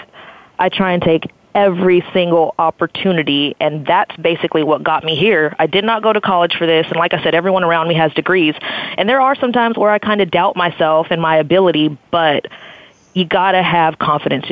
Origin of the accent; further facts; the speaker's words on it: Blythe, California, United States; growing up in Blythe